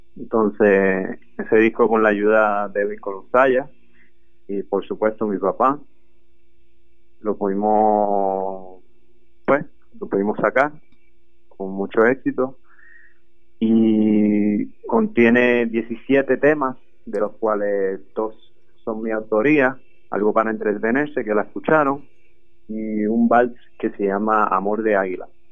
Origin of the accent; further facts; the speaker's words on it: Canóvanas, Puerto Rico; moved away as an adult; now in Boston, United States; Soy del pueblo de Canóvanas y actualmente estoy estudiando en la Universidad de Berkeley College of Music en Boston